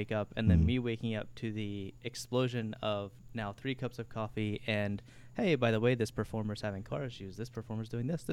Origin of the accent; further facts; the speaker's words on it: Gainesville, Florida, United States; Born and raised in Gainesville.